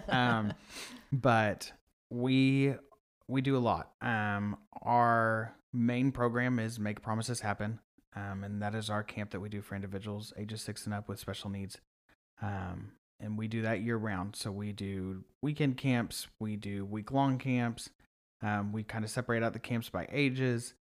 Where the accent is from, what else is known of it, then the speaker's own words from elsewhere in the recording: Sand Springs, Oklahoma, United States; moved away as an adult; now in Oklahoma City, United States; I'm from Sand Springs.